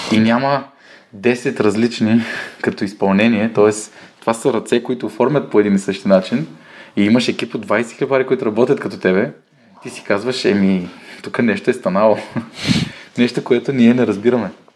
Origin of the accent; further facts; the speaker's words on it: Bulgaria; аз пък съм от България